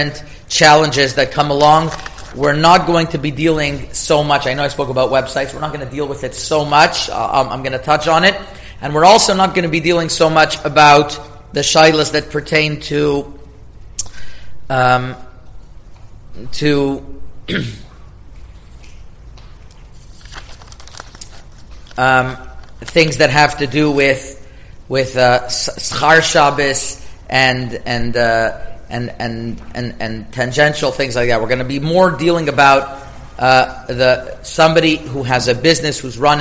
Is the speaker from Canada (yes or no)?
yes; Canada; moved away as an adult; also born or lived in Toronto; now in United States; I'm Canadian